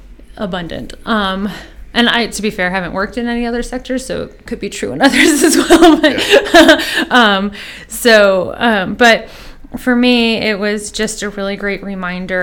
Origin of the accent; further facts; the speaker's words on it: Bay Area, near San Francisco, California, United States; moved away as an adult; also born or lived in Eugene, Oregon; now in Seattle, United States; I grew up in the Bay Area of near San Francisco in California, and lived there until the end of high school